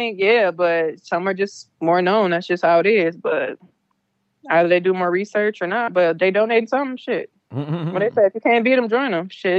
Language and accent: English; London, United Kingdom; I'm from London.